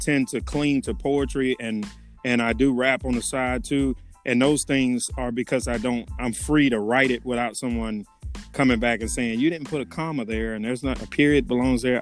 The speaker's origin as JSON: {"language": "English", "town": "Rome", "region": "Georgia", "country": "United States", "moved": "as an adult", "said": "I'm originally from Rome, Georgia"}